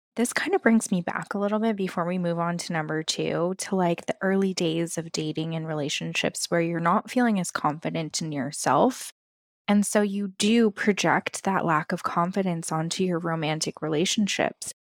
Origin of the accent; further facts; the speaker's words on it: West Coast, United States; I grew up on the West Coast